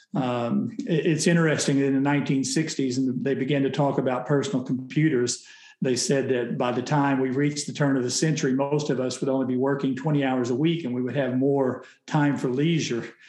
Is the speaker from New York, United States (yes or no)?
no; Oklahoma, United States; I grew up in Oklahoma